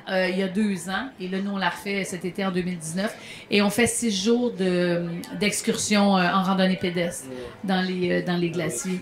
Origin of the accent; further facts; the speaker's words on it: Montérégie, near Longueuil, Quebec, Canada; je suis née à Villelemoine, en Montérégie, juste à côté de Longueuil.